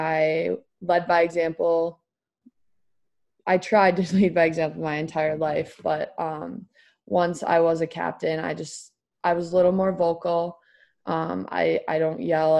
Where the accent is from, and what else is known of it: Minnesota, United States